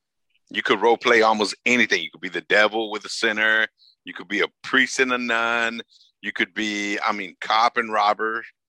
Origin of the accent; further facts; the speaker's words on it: Los Angeles, California, United States; I grew up in South Central.